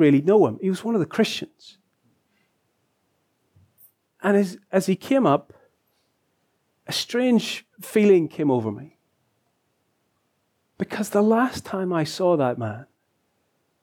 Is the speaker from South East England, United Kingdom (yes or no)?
no; Lisburn, Northern Ireland, United Kingdom; moved away as an adult; my hometown of Lisburn